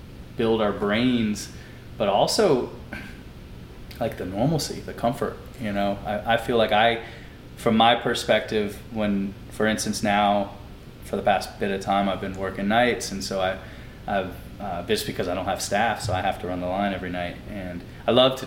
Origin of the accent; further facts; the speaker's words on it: North Carolina, United States; moved away as an adult; now in New Orleans, United States; I'm originally from North Carolina